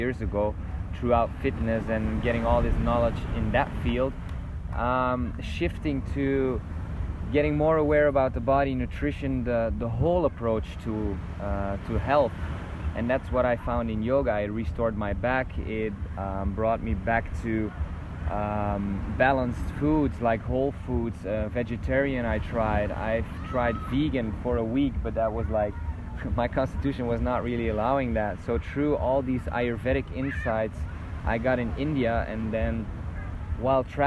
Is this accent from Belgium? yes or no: yes; Belgium; moved away; I'm initially from Belgium